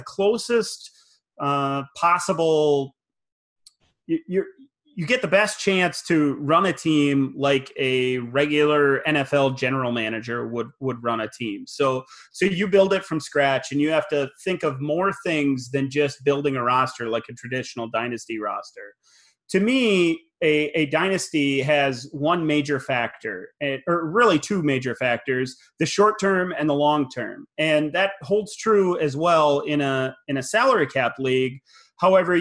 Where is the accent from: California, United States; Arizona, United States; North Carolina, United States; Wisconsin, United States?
Wisconsin, United States; now in South Dakota, United States; I was born in Wisconsin, and my whole family is a Packers fan, as you know, as well. So I was born into Packer fandom, and although I live in South Dakota now